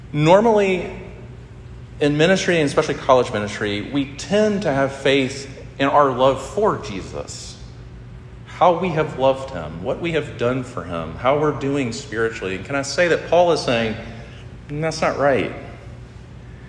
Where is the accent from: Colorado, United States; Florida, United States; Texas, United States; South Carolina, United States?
South Carolina, United States; Sumter; also born or lived in Statesboro, Georgia / Columbia, South Carolina; I grew up in Sumter, this is about an hour from here